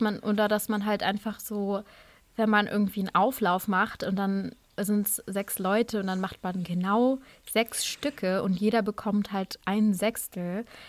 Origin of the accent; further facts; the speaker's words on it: Germany; first language German and Urdu; sind wir hier in Deutschland geboren und aufgewachsen